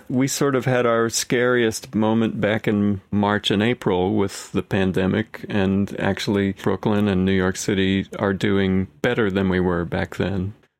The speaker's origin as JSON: {"language": "English", "town": "Caripito", "region": "Monagas", "country": "Venezuela", "tie": "born there", "said": "Yeah, so I was born in Venezuela, in the eastern part of Venezuela near the Guyana border, in a very small town called Caripito."}